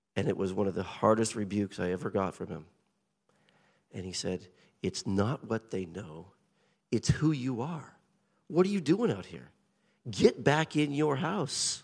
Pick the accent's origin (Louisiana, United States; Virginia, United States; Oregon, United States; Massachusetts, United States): Oregon, United States; Portland; accent: colonial twang; moved away as an adult; also born or lived in Japan / central New York State; now in Chertsey, United Kingdom; I was raised in Portland, Oregon.